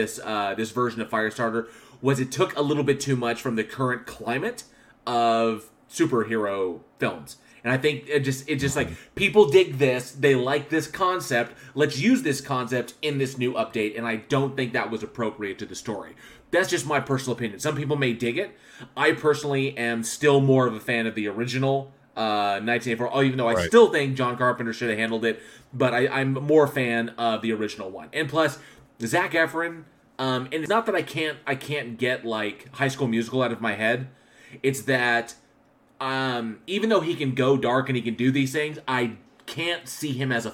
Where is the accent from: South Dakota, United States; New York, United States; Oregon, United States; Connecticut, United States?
Connecticut, United States; I'm from Connecticut, but the something turned out.